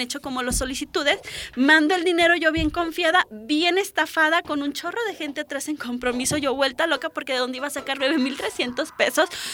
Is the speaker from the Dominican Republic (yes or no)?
no; Álamo Temapache, Veracruz, Mexico; moved away as an adult; now in Xalapa, Mexico; Soy originaria de Álamo Temapache, que es una pequeña ciudad al norte del estado de Veracruz